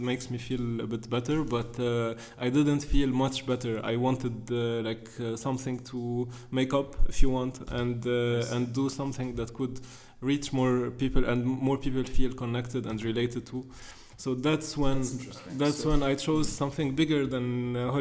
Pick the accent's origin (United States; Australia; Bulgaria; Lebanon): Lebanon; Beirut, Beirut Governorate; being raised and growing up in Beirut